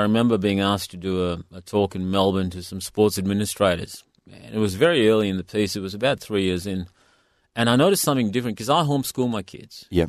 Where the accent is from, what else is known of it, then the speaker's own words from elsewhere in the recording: India; now in Perth, Australia; I come from India